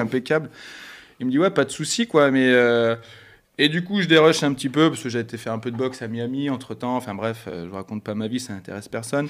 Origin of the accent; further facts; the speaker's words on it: Bordeaux, Nouvelle-Aquitaine, France; Moi, je suis de Bordeaux.